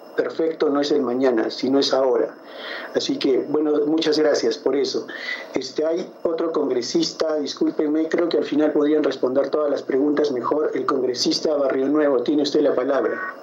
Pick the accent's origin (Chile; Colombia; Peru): Peru; Arequipa; yo soy de Arequipa, en Arequipa tenemos un desierto muy grande